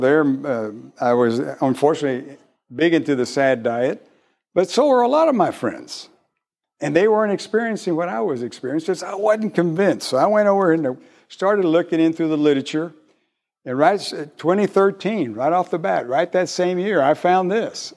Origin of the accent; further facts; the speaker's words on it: McAllen, Texas, United States; moved away as an adult; I've only been here a year. I come from South Texas, real South Texas in Mac Allen.